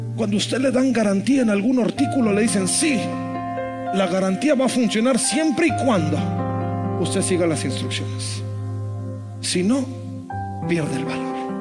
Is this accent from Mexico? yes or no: yes; Monterrey, Nuevo León, Mexico; como buen regio